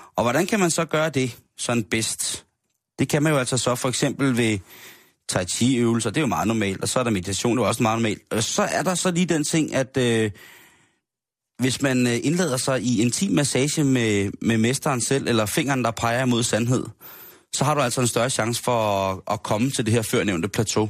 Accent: Denmark; det gør vi jo også selv som danskere

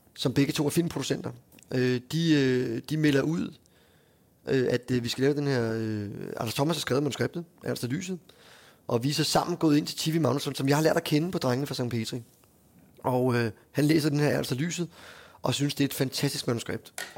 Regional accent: Hundested, Capital Region of Denmark, Denmark; moved away; also born or lived in Frederiksværk; vi er fra Hundested fra Frederiksværk

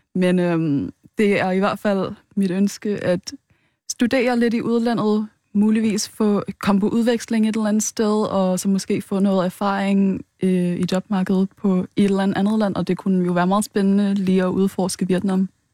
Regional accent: Rødovre, Capital Region of Denmark, Denmark; Jeg er vokset op i Rødovre

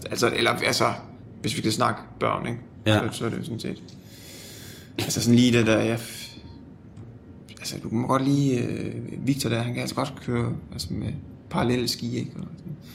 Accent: Annebøl, Southern Denmark, Denmark; now in Copenhagen, Denmark; Jeg er 27 år gammel. Hvor er du fra? Jeg er fra Annebøl, øh, en lille by på Fyn. Øh, tidligere en del af Vissenbjerg Kommune, nu er så en del af Astens Kommune, tror jeg. Øh, ja, oprindeligt.

